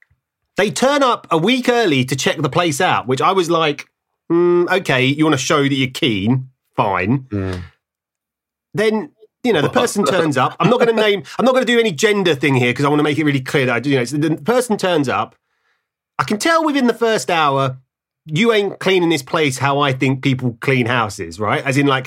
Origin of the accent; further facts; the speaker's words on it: Ilford, London, United Kingdom; I'm from Ilford